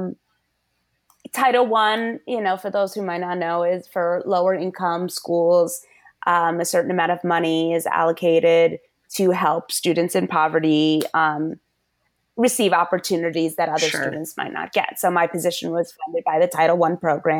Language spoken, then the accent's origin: English; Connecticut, United States; moved away as an adult; also born or lived in Washington, D.C.; we promptly moved back to my home state of Connecticut